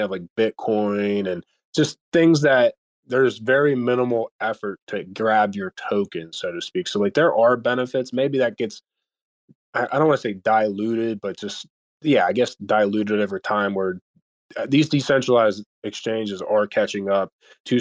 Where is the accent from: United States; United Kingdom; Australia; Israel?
United States; being an American